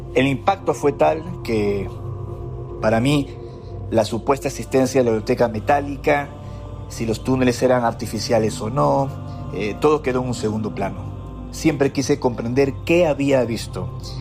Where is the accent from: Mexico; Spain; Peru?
Peru; como peruano, al haber crecido en medio de tantos misterios